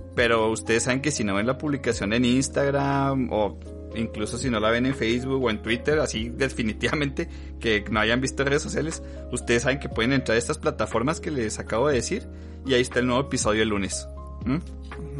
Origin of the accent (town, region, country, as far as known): Chihuahua, Mexico